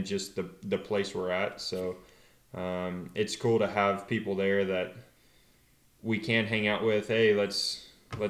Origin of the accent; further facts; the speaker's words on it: North Carolina, United States; moved away as an adult; now in California, United States; growing up in North Carolina, it just feels a lot more like home